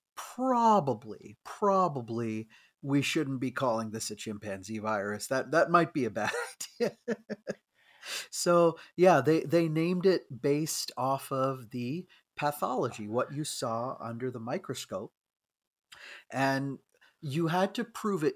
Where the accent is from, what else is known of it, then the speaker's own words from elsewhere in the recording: Bangalore, Karnataka, India; moved away; in my old, you know, uh, country of my origin. So not only just looking at, you know, my home state and city and everything of Bangalore